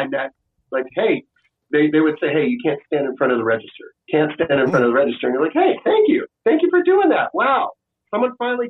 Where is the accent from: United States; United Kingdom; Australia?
United States; the South; also born or lived in Washington, D.C. / San Francisco; And I grew up in the South too.